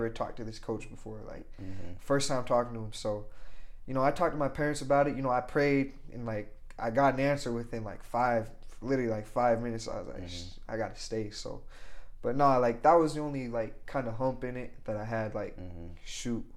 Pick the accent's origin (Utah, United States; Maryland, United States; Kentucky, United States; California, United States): Utah, United States; Logan; I'm glad I stayed in my hometown. I love Logan.